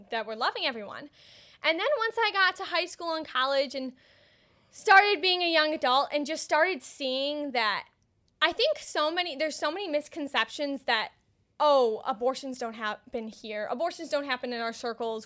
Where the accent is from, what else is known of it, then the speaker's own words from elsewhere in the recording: Woodstock, Illinois, United States; I'm from McHenry County. I'm from Woodstock